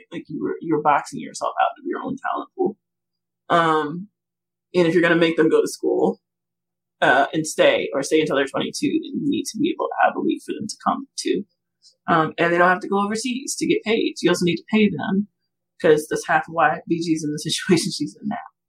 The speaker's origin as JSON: {"language": "English", "region": "the South", "country": "United States", "said": "because I'm from the South"}